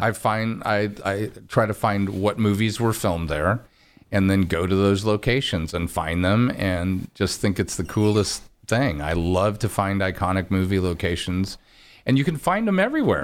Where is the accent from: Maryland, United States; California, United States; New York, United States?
California, United States; Orange County; I'm from County and, you know, Cal State Fullerton